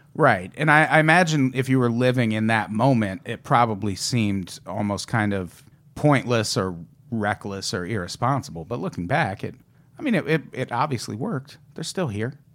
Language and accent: English; Midwest, United States; I grew up in the Midwest